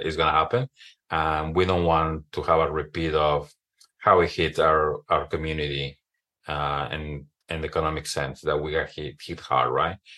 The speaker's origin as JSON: {"language": "English", "region": "Mexico City", "country": "Mexico", "tie": "born or raised there", "moved": "as an adult", "lives_now": "Oregon, United States", "said": "born and raised in Mexico City"}